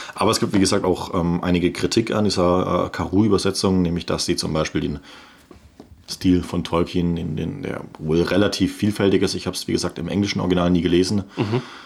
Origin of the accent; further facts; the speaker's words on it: Swabia, Germany; bin ja Schwabe